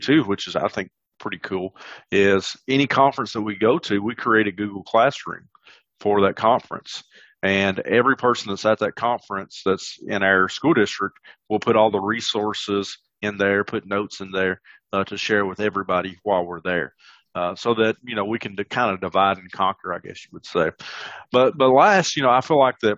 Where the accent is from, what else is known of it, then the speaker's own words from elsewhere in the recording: the South, United States; I'm from the South.